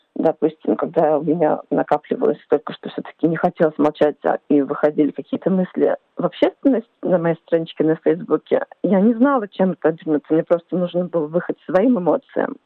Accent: Czechia; now in Perth, Australia; Я родом из Чешской Республики, проживаю в Перте

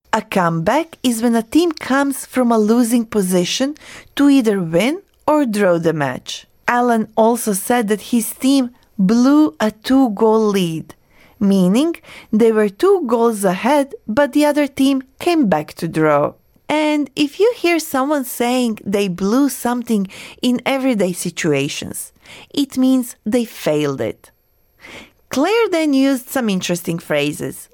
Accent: Croatia; now in Australia; watching the soccer team from my birth country compete at FIFA World Cup

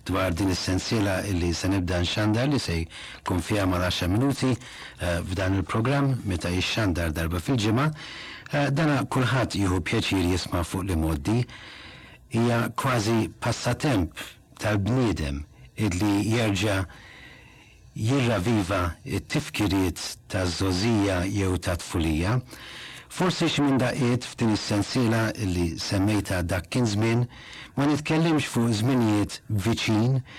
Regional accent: Malta; Waħda mill-frażijiet li aħna Maltin nħobbu nużaw ħafna

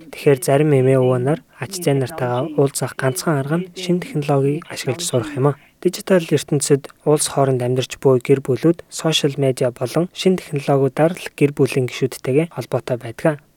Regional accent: Mongolia; moved away; Гадаад улсад амьдран суудаг монголчууд бидний хувьд

